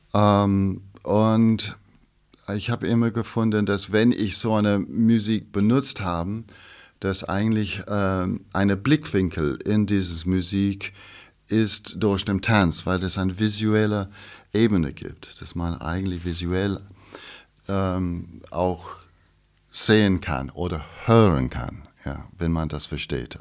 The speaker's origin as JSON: {"language": "German", "region": "England", "country": "United Kingdom", "tie": "born or raised there", "also_born_or_lived": "Scottish Highlands / London / Ireland", "second_language": "German", "moved": "as an adult", "lives_now": "Pforzheim, Germany", "said": "ich habe eigentlich bin geboren in Schottland, also from the Highlands, ja. Aber ich habe mein ganzes Leben lang eigentlich in England also aufgewachsen war"}